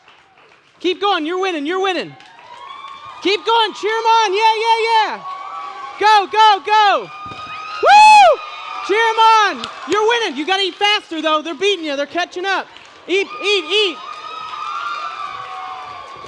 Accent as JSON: {"language": "English", "region": "Ohio", "country": "United States", "said": "I'm from Ohio"}